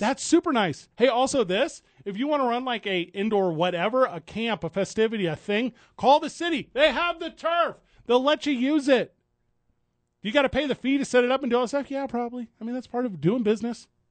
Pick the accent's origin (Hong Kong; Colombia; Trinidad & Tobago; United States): United States; St. Louis, Missouri; moved away as an adult; now in Phoenix, United States; I didn't grow up here, right? I grew up in Saint Louis, Missouri